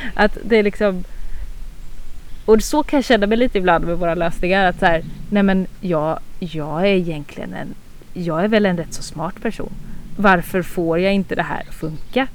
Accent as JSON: {"language": "Swedish", "region": "northern Småland", "country": "Sweden", "said": "jag är ganska inbiten smålänning. Alltså vi, vi går bort till 1600-talet och vi har inte flyttat oss från den här regionen. Norra Småland"}